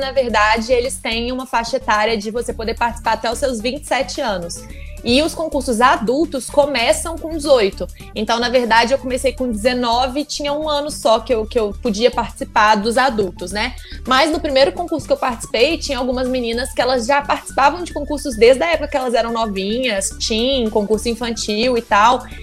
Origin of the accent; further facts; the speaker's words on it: Juiz de Fora, Minas Gerais, Brazil; eu tenho muito orgulho de falar que eu sou mineira. Eu amo meu estado por diversos motivos. Eu amo a minha cidade. Então, assim, poder ir para um concurso internacional no porte do Miss Universo e falar do Brasil, de Minas, de Juiz de Fora